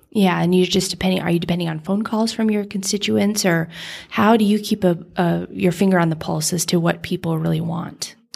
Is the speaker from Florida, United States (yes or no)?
no; Nevada, United States; I grew up in Nevada